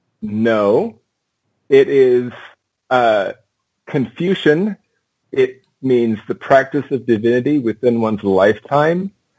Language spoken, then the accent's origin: English; England, United Kingdom; also born or lived in Oregon / Washington / Alaska; Well, I was born in Oregon, moved to Washington, moved to Alaska, moved to England when I was 8, and stayed there till I was 19. So that's where I went to school.